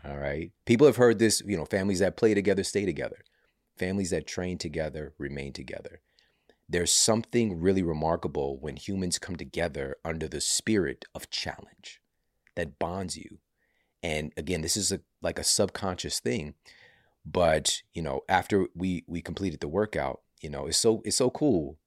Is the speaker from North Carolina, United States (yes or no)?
no; St. Louis, Missouri, United States; Saint Louis University, which is, you know, my hometown